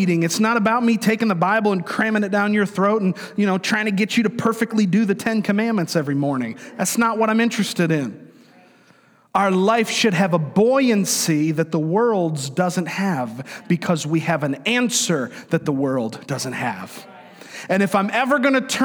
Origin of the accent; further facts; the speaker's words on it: Florida, United States; I grew up in Florida